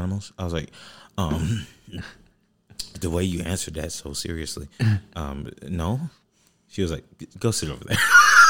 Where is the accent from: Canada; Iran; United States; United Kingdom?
United States; I'm American, okay?